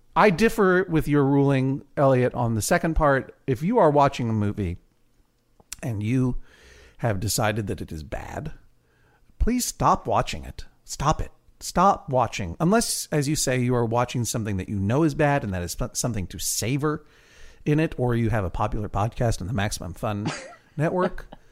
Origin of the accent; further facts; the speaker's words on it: Boston, Massachusetts, United States; I'm from Boston